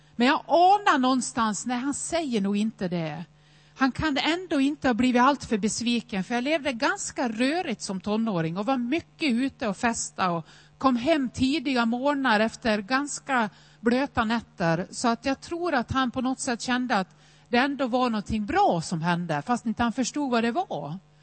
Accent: Nås, Dalarna County, Sweden; Jag är uppväxt i Nås i Västerdalarna

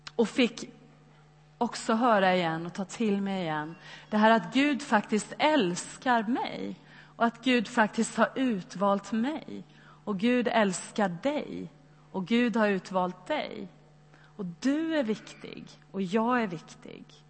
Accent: Sweden; oss som svenskar

